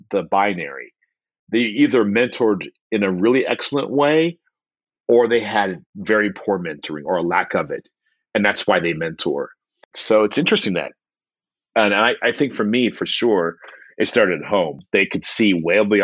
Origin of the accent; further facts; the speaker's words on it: Austin, Texas, United States; I'm from Southeast Austin, educated in East Austin